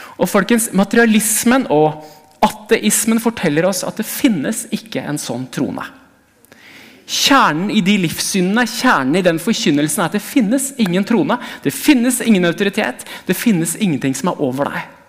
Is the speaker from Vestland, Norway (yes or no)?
no; Hamar, Innlandet, Norway; moved away; Jeg kommer fra Hamar, og jeg kjørte forbi der hvor den menigheten jeg gikk i som barn, var